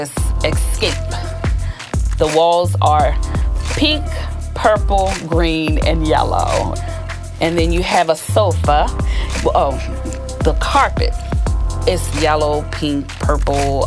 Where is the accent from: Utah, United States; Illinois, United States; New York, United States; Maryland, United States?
Maryland, United States; Baltimore; growing up in Baltimore City